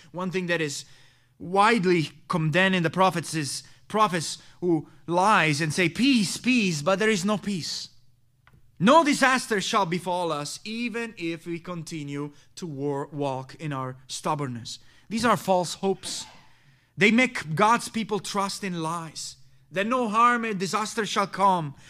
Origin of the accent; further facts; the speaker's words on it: Messina, Sicily, Italy; My home country is this town of Messina, located there in the island of Sicily.